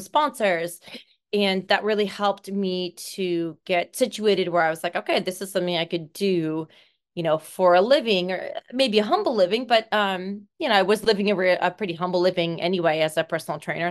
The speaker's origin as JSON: {"language": "English", "town": "Seattle", "region": "Washington", "country": "United States", "said": "I am from Seattle, Washington, born the eighth of nine children."}